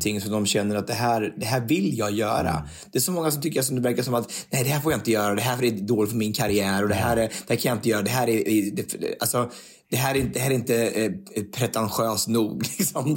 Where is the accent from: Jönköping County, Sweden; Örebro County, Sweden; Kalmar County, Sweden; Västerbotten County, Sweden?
Örebro County, Sweden; Örebro; born or raised there; moved away